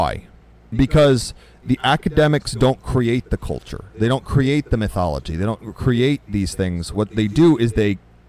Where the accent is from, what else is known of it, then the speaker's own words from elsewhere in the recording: United States; at least as an American